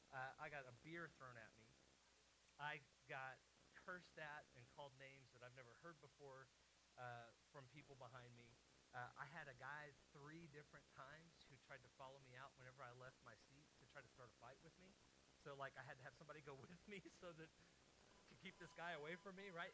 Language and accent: English; Oklahoma, United States; moved away as an adult; I grew up in Oklahoma